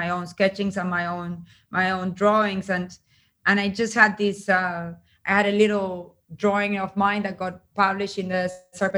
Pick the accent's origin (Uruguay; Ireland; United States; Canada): Uruguay; I grew up in Uruguay in a very particular time in history